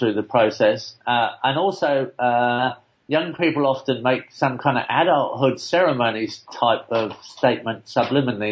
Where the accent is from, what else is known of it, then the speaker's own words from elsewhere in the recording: England, United Kingdom; moved away; I'm old enough to remember that animals were sometimes in butcher shops when I was growing up in England